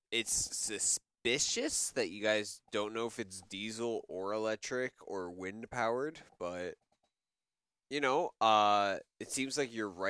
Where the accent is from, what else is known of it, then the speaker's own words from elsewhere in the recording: Canada; As a Canadian, I feel very close to Greenland and Japan being on the west coast.